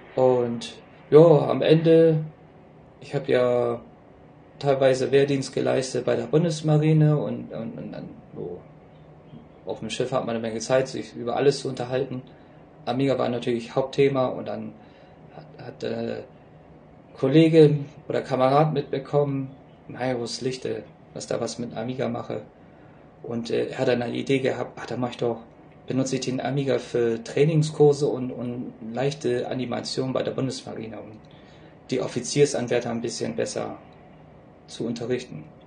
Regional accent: Bremen, Germany; moved away; also born or lived in Seoul, South Korea; Ich bin Jahrgang 1980 in Bremen geboren

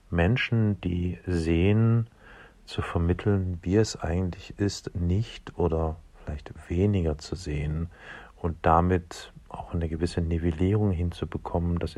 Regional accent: Dresden, Saxony, Germany; Ich komme aus Dresden und ähm, Dresden ist bekanntlicherweise ein, hm, wie soll ich sagen, schwieriges, heißes Pflaster politisch und ein echtes Drama.

